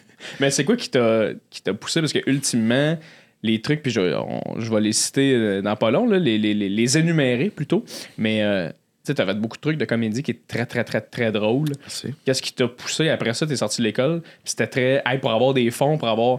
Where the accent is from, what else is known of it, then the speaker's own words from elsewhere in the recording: Blainville, Quebec, Canada; je viens de Blainville.